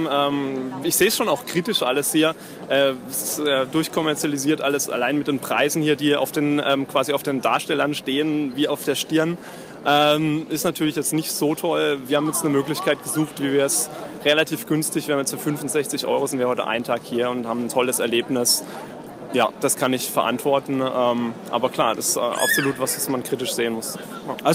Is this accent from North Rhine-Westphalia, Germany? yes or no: no; Karlsruhe, Baden-Württemberg, Germany; ich komme aus Karlsruhe.